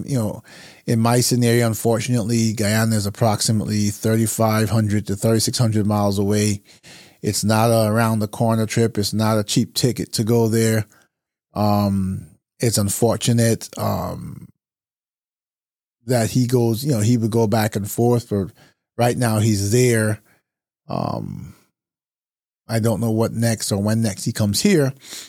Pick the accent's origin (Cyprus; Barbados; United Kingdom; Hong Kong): Barbados; now in United States; So I've spent most of my life in the United States, but I'm originally from Barbados, or we would say Bajan.